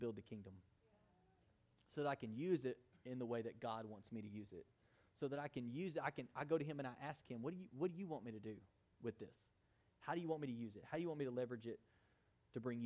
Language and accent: English; United States; we're American Christians